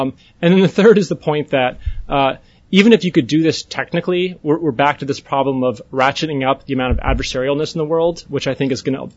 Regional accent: North Dakota, United States; I'm from North Dakota.

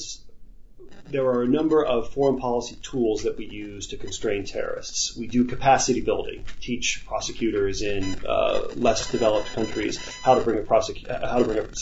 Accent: United States; as an American

